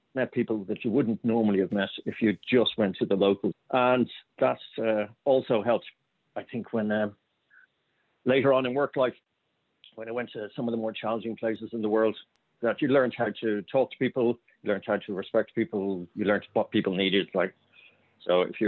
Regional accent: Dublin, County Dublin, Ireland; I grew up in Sandymount, which is nice, very leafy suburb

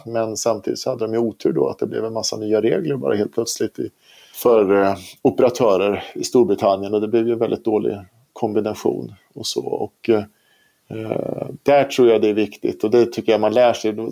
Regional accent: Sweden; i Sverige då, eftersom vi är svenskar

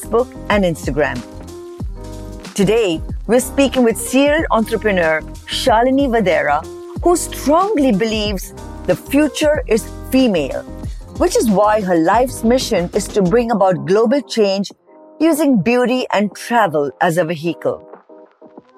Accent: India; moved away as an adult; Growing up in India

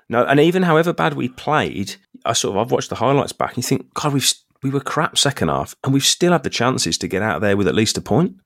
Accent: England, United Kingdom; I'm English

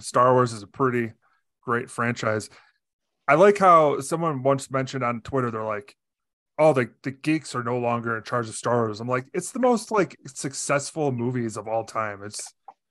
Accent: Illinois, United States; accent: Illinois accent; an Illinois accent where I'm from

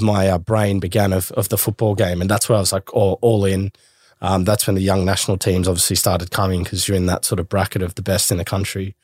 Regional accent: Australia; I go to the UK and I'm Aussie.

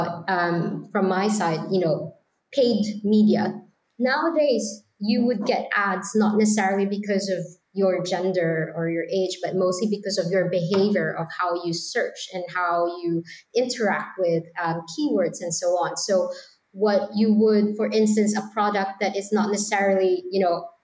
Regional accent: Philippines; moved away; I'm from the Philippines

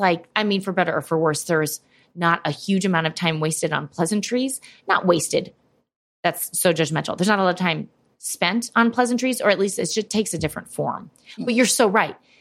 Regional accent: St. Louis, Missouri, United States; now in New York, United States; I grew up in St. Louis

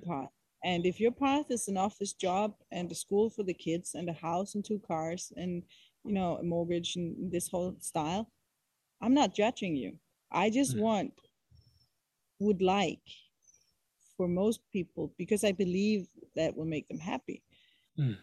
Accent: Copenhagen, Capital Region of Denmark, Denmark; moved away; i come from Copenhagen, and I come from Western society

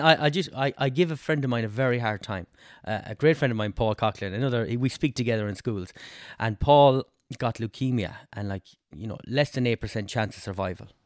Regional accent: Westport, Connacht, Ireland; also born or lived in England; I'm from Westport

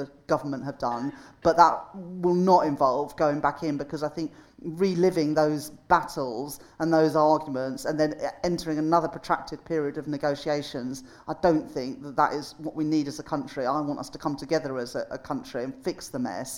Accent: the North, the north of England, United Kingdom; as a Northerner

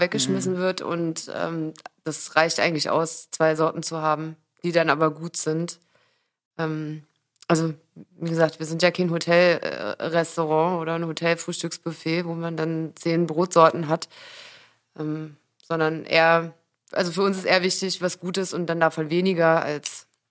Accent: Magdeburg, Saxony-Anhalt, Germany; now in Berlin, Germany; ich komme ja eigentlich aus Magdeburg, aber vor 17 Jahren hierher gezogen

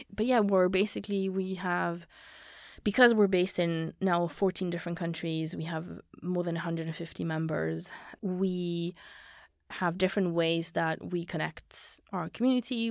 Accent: Belgium; now in London, United Kingdom; I come from Belgium. I've lived in, like, different places.

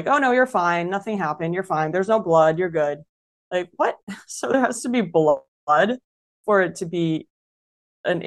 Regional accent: Denmark; also born or lived in Brazil; I was born in Brazil and I lived there until I was 10. So we moved to Denmark when I was 10.

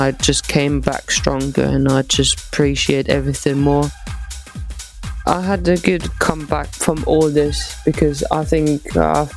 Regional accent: Eislingen, Baden-Württemberg, Germany; moved away; also born or lived in Potsdam; in my home town in Eislingen

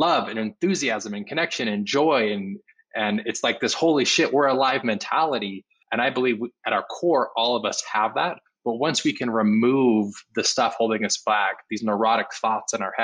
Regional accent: Utah, United States; I grew up Mormon in Utah in a very conservative white neighborhood

